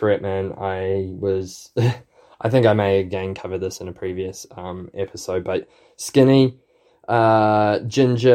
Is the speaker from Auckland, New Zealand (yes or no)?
no; New Plymouth, Taranaki, New Zealand; also born or lived in Bend, Oregon; my hometown